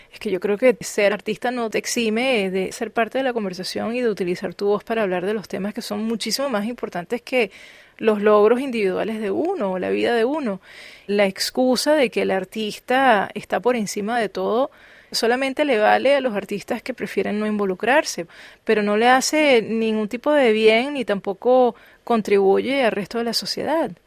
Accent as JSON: {"language": "Spanish", "country": "Venezuela"}